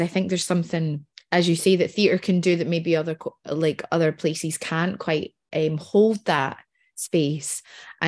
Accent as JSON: {"language": "English", "region": "Scotland", "country": "United Kingdom", "said": "being Scottish"}